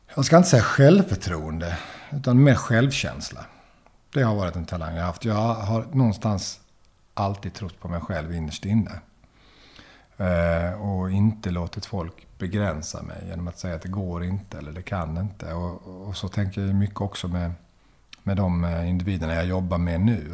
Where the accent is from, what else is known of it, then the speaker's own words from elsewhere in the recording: Löddeköping, Skåne, Sweden; now in Lund, Sweden; där jag växte upp i Löddeköping eh, utanför Lund.